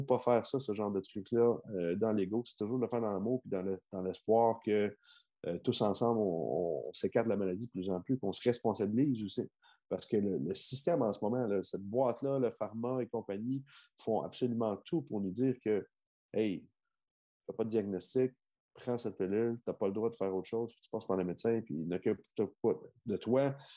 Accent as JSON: {"language": "French", "region": "Quebec", "country": "Canada", "said": "chez moi au Québec, tu comprends? Euh, dans, dans mes origines"}